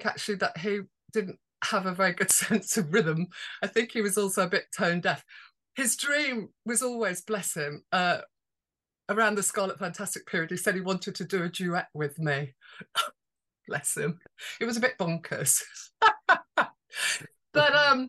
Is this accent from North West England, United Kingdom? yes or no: no; Birmingham, West Midlands, United Kingdom; moved away; also born or lived in Holborn; I grew up in Handsworth Wood in Birmingham before we moved to Holborn.